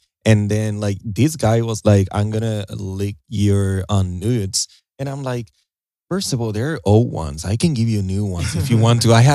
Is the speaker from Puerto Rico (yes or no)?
yes; Puerto Rico; moved away as an adult; also born or lived in New Jersey; now in United States; because I was raised in Puerto Rico, you know, I was born in Jersey, but I was raised in Puerto Rico.